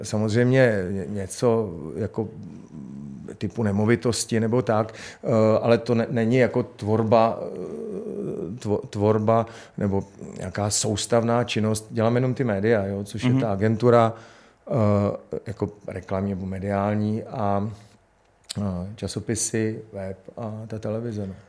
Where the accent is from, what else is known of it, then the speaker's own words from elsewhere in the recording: Prague, Czechia; já jsem vyrůstal v paneláku na Novodvorský